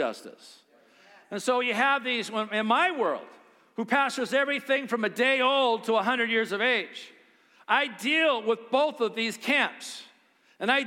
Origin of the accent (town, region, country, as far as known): United States